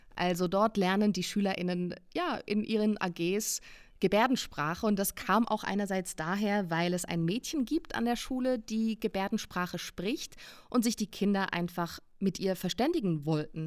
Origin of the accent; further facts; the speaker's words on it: Switzerland; Ich als Schweizerin